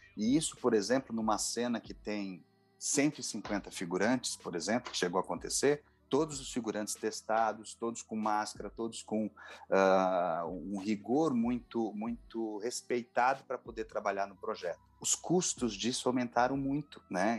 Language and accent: Portuguese; São Paulo, Brazil; como sou de São Paulo